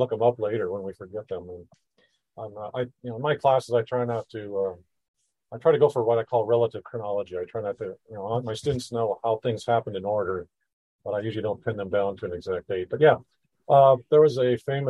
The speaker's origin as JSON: {"language": "English", "country": "United States", "tie": "born or raised there", "said": "I grew up in the United States"}